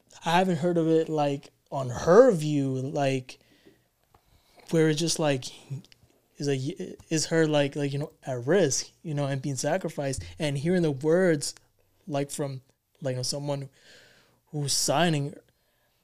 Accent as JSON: {"language": "English", "town": "New York City", "region": "New York", "country": "United States", "said": "I'm from Bronx"}